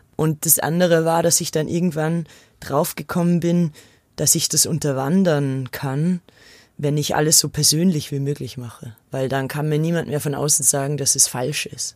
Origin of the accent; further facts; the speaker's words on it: Austria; now in Munich, Germany; Ich bin ja aus Österreich